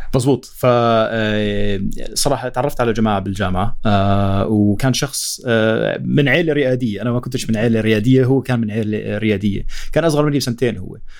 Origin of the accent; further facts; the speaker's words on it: Jordan; احنا من الأردن